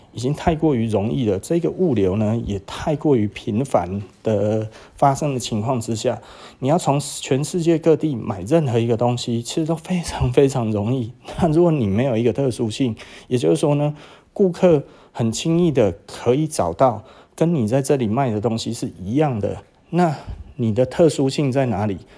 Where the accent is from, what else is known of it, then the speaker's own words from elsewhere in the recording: Taiwan; 我们台湾